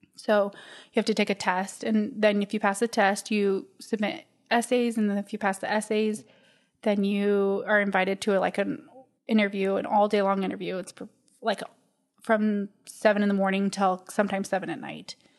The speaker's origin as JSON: {"language": "English", "region": "Utah", "country": "United States", "tie": "born or raised there", "said": "Born and raised in Utah"}